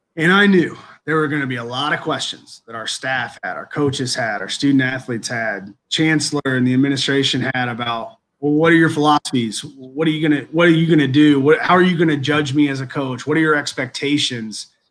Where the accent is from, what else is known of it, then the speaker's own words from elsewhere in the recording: Indiana, United States; also born or lived in Green Bay, Wisconsin / Kentucky; now in Kenosha, United States; growing up in Indiana, we're all basketball guys